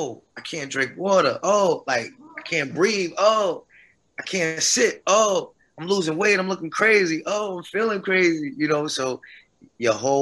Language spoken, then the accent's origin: English; New Jersey, United States; now in North Carolina, United States; I'm from Jersey